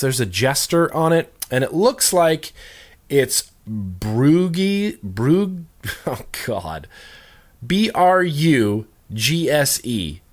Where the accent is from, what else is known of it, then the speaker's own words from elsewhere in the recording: Northern Nevada, United States; I grew up in Northern Nevada